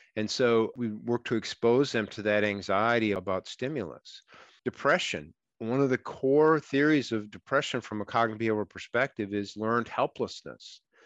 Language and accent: English; Minnesota, United States; I'm from Minnesota